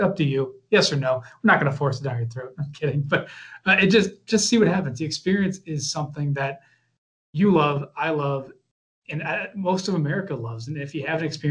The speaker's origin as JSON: {"language": "English", "region": "Midwest", "country": "United States", "also_born_or_lived": "Florida", "moved": "as an adult", "said": "I'm from the Midwest originally, went down to Florida for 6 years and came back and wanted to be closer to home"}